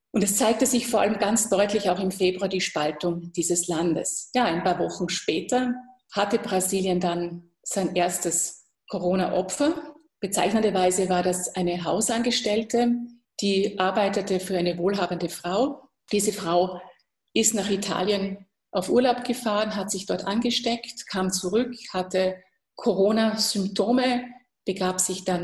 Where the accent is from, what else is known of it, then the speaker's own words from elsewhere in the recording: Austria; das kann ich als Österreicherin durchaus verstehen